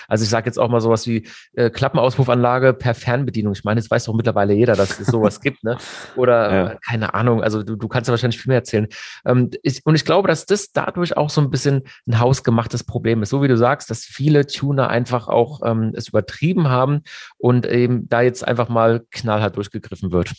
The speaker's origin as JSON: {"language": "German", "town": "Mannheim", "region": "Baden-Württemberg", "country": "Germany", "said": "bei uns in Mannheim"}